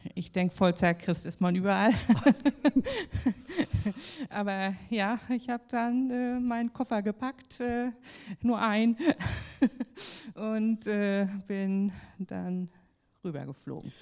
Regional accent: Kiel, Schleswig-Holstein, Germany; moved away as an adult; now in Likasi, Democratic Republic of the Congo; ich bin in Kiel geboren, aufgewachsen habe Schule besucht

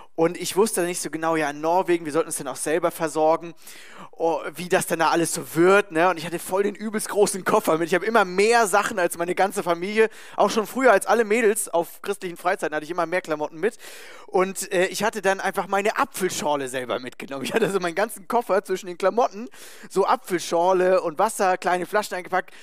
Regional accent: Germany; Als Deutscher

